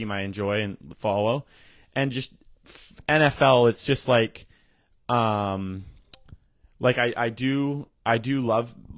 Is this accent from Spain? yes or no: no; Canada; we're Canadian. It's kind of in our blood.